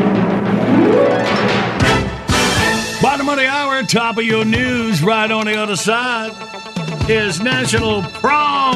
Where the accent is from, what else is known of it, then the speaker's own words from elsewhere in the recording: Graham, North Carolina, United States; my hometown, Graham, North Carolina.